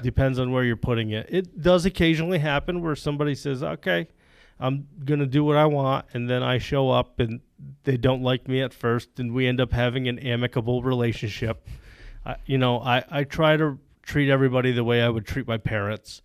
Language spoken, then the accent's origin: English; Plattsburgh, New York, United States; I grew up in the Plattsburgh area on a dairy farm.